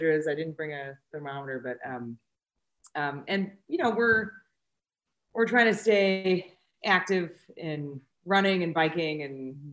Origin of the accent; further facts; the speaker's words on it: California, United States; moved away; I grew up in California and spent a lot of time in the giant sequoias